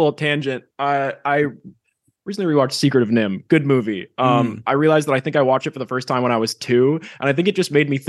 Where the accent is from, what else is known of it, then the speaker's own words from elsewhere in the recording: Canada; As the Canadian